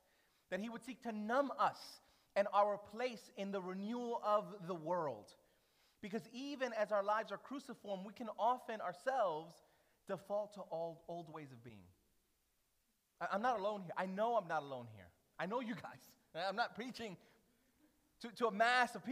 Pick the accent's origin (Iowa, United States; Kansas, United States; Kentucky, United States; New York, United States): New York, United States; New York City; moved away; as a New Yorker